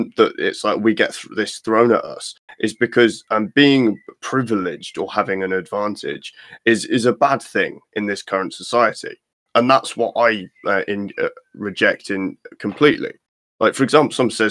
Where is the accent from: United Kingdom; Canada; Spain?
United Kingdom; England; I love being English